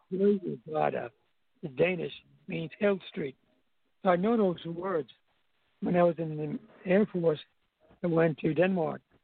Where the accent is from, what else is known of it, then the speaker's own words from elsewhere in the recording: U.S. Virgin Islands; moved away; also born or lived in New York; I'm Santonian.